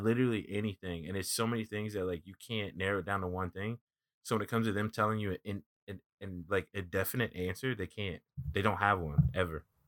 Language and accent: English; East Coast, United States; I'm from the East Coast